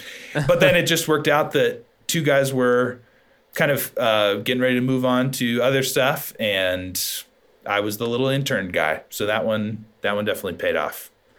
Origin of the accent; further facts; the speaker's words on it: Wyoming, United States; I'm from Wyoming, so a very small place where not a lot of bands go.